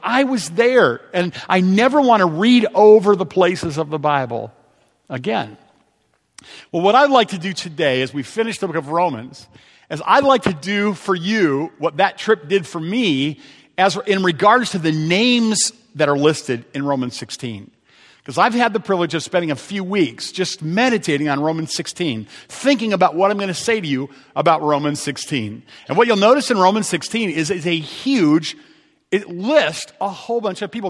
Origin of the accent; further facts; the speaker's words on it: Ohio, United States; I'm from Ohio